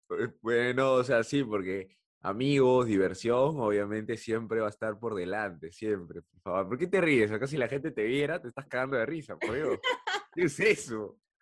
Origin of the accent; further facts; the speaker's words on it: Peru; nuestra vida como peruanos